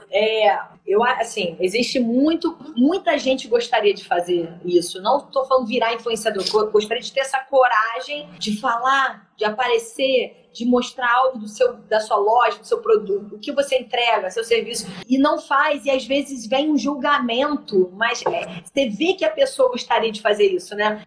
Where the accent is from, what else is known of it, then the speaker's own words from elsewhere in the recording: Niterói, Rio de Janeiro, Brazil; Nós somos de Niterói, nós somos mães